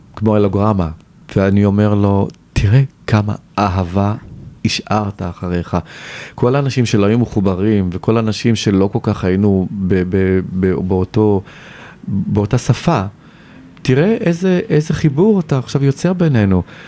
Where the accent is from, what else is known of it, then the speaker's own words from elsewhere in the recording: Tel Aviv, Tel Aviv District, Israel; moved away as an adult; also born or lived in Paris, France; גדלתי ברמת החייל, שזה שכונה של תל אביב